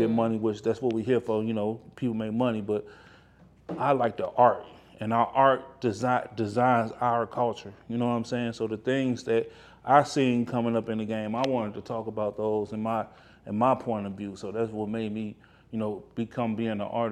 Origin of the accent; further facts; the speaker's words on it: Midwest, United States; I'm from the Midwest